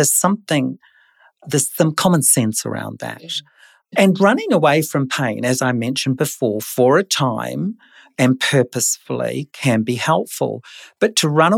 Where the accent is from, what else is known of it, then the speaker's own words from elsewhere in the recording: New Zealand; moved away; I was born in New Zealand, so this was my early childhood in New Zealand.